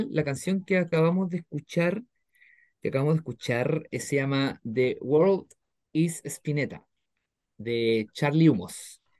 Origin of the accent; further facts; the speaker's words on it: Concepción, Biobío, Chile; O sea, bueno, vine yo de Conce